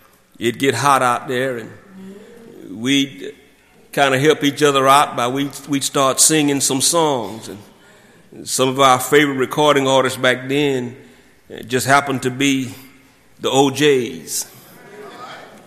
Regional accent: South Georgia, United States; growing up in South Georgia, and my parents would drop me off at my grandfather's, who had a farm in Thomas County.

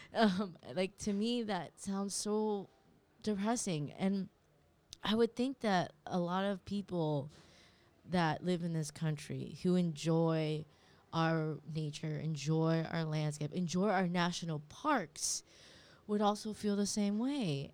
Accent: California, United States; now in New York, United States; My mom's a refugee, and I grew up in California

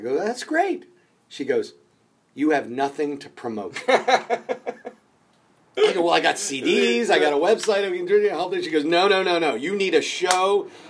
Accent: Steubenville, Ohio, United States; moved away as an adult; also born or lived in Pittsburgh; now in Los Angeles, United States; From Steubenville. I'm actually from Steubenville, Ohio.

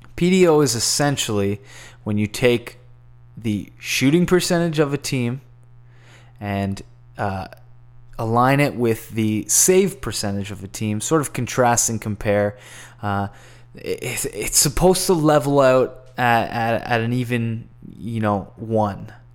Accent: Canada; as a Canadian and a Canadian enthusiast

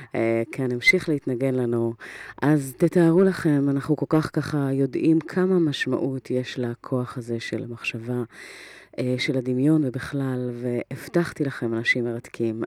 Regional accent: Israel; כיהודים, כישראלים, עברנו היסטוריה כל כך לא פשוטה

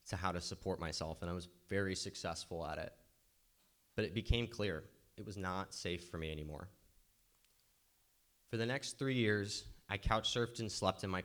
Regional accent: Walnut Creek, California, United States; also born or lived in Berkeley, California; I was born in Walnut Creek.

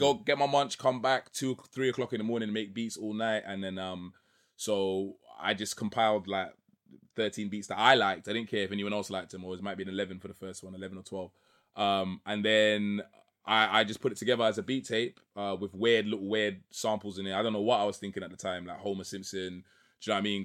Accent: London, United Kingdom; also born or lived in Trinidad; I grew up in East London, Waltham style

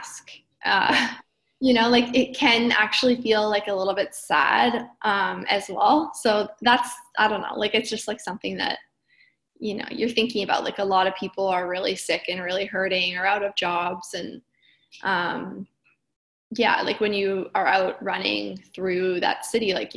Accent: Kenora, Ontario, Canada; now in Brooklyn, United States; I grew up in Northern Ontario in Kenora.

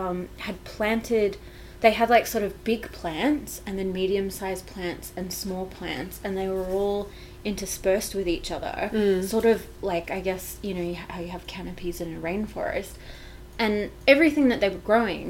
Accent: Victoria, Australia; now in Canberra, Australia; where I grew up in Victoria, our entire property was covered in kangaroo grass

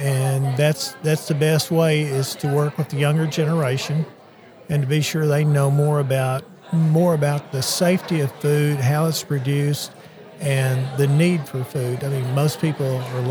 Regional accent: Dyer County, Tennessee, United States; I grew up in Dyer County, and we have farmland there

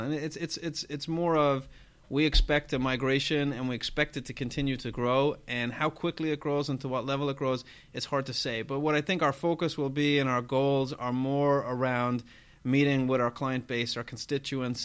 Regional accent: Ireland; I'm Irish

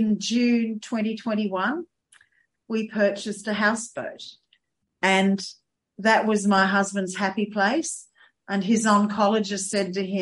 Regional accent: Sydney, New South Wales, Australia; also born or lived in Adelaide Hills; now in South Australia, Australia; we're both from Sydney.

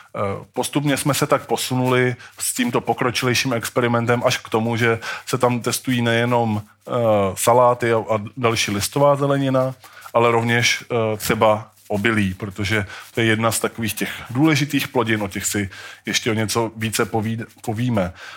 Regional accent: Brno, South Moravian Region, Czechia; My jsme totiž z Brna, to je taková specialita.

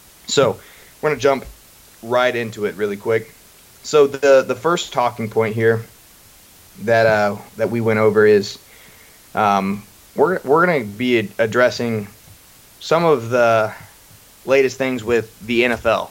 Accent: Cumming, Georgia, United States; also born or lived in Mayfield, Kentucky; I grew up in Georgia in the greater Atlanta area in a town called Cumming.

